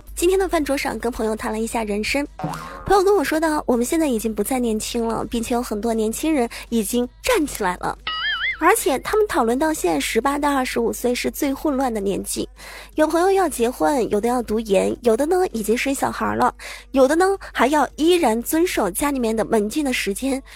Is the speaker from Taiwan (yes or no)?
no; Zhejiang, China; 我这河南话特别的渣渣啊。作为一个浙江人，能把河南话说成这样了也是不错的。